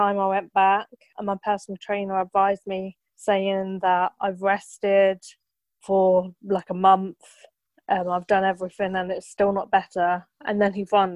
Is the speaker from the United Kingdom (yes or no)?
yes; Milton Keynes, South East England, United Kingdom; I'm from Milton Keynes